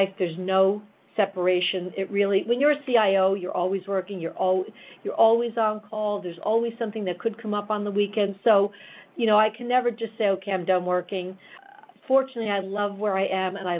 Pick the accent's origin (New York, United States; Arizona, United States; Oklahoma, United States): New York, United States; I'm a New Yorker, you know, a lifelong New Yorker